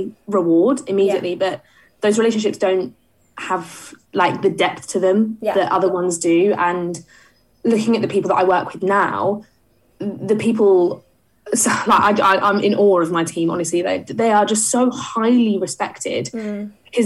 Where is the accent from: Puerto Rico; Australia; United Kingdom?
United Kingdom; Essex, East of England; I didn't grow up in London, and I grew up in Essex